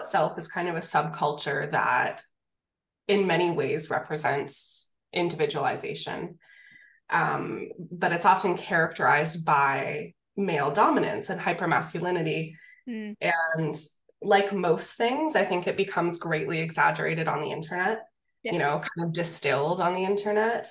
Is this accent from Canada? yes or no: yes; Canada; I'm Canadian